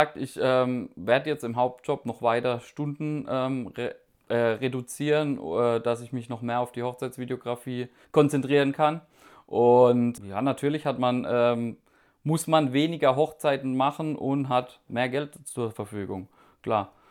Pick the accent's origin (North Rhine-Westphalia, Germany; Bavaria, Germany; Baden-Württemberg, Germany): Baden-Württemberg, Germany; Karlsruhe; ich komme aus Karlsruhe